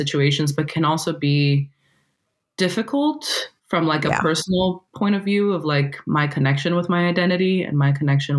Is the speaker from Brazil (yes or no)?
yes; Brazil; English is a second language; now in California, United States; I'm Brazilian and that my native language is actually a different language